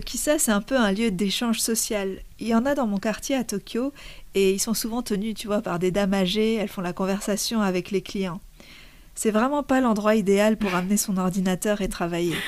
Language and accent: French; Lebanon; moved away; j'ai grandi au Liban